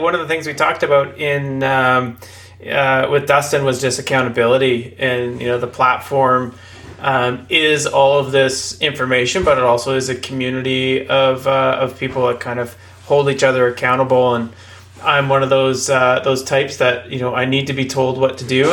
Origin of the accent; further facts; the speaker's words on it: Terrace, British Columbia, Canada; also born or lived in Prince Rupert, British Columbia; I grew up in Terrace, born in Prince Rupert. I'm from the north